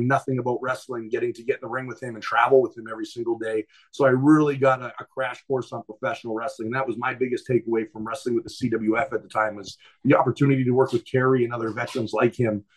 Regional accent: Winnipeg, Manitoba, Canada; I was from Winnipeg

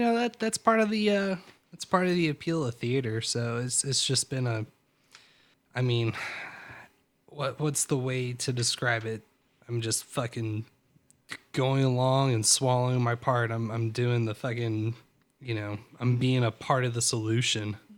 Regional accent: Greensboro, North Carolina, United States; also born or lived in Roanoke, Virginia / East Coast; we moved from Greensboro to Roanoke, and then uh, ah, maybe it was fourth grade. I, maybe, I, I gotta say it was fourth grade, I guess, because um, fifth grade I went back uh, to public school, and then sixth grade we moved back to North Carolina

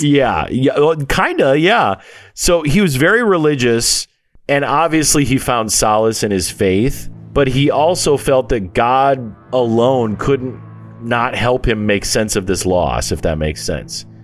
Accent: United States; as an American

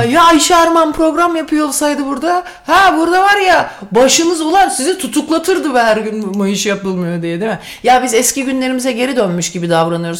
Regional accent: Sivas, Sivas Province, Turkey; first language Turkish; İkimiz de ikimiz de Sivaslıyız.

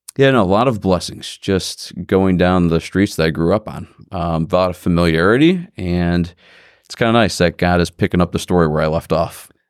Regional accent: Independence, Ohio, United States; also born or lived in Parma, Ohio; for grade school, I went to Saint Michael's in Independence. And then I went there for high school, also Independence High School

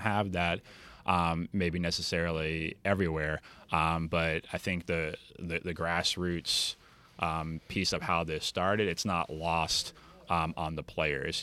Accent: Treasure Coast, Florida, United States; we're from the Treasure Coast

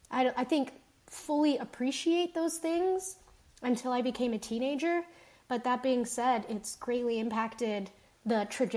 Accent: South Jordan, Utah, United States; I was born in South Jordan, Utah. Aside from my family members, I didn't associate with a lot of other Colombians in that community. Grew up, speaking Spanish and English in the home.

